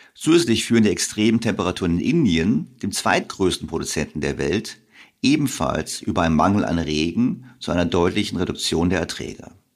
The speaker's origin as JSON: {"language": "German", "region": "Bavaria", "country": "Germany", "tie": "born or raised there", "said": "ich bin in Bayern zur Schule gegangen"}